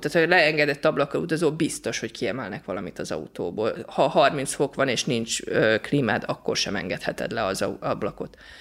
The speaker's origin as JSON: {"language": "Hungarian", "country": "Hungary", "said": "magyarok vagyunk"}